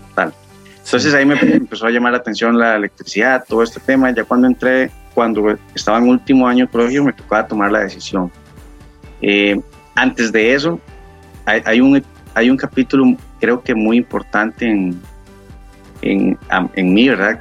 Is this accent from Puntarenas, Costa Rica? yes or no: yes; Puntarenas, Costa Rica; moved away as an adult; now in San José, Costa Rica; Actualmente vivo en San José, pero no soy nativo de San José, soy de Punta Arenas, es una de las provincias de Costa Rica